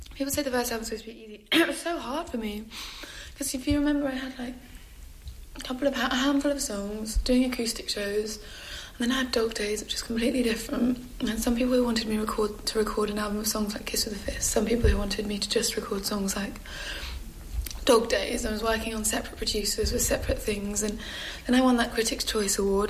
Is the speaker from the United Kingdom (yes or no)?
yes; London, United Kingdom; growing up in Camberwell and going to those punk gigs